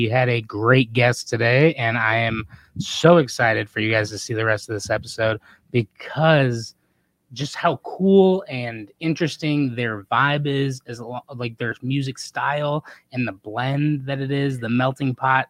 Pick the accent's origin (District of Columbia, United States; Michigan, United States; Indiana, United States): Indiana, United States; St. John; now in Chicago, United States; I'm from St. John, Indiana, which is like right over the border in Indiana, but it's like 45 minutes from downtown.